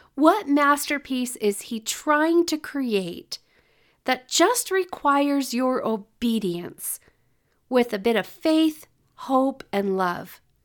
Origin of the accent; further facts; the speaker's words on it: California, United States; moved away; I grew up in California